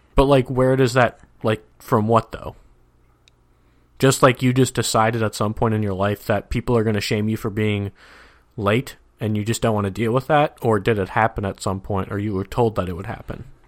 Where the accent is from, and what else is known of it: Minnesota, United States; moved away